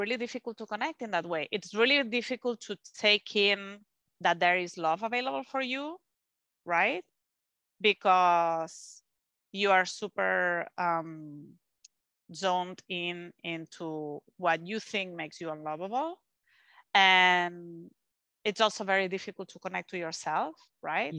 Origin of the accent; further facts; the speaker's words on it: Spain; English is a second language; moved away; I'm from Spain